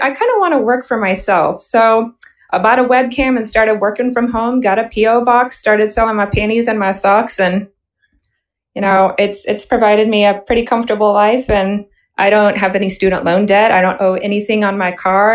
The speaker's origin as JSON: {"language": "English", "region": "Missouri", "country": "United States", "tie": "born or raised there", "said": "I was born in Missouri and I've grown up here."}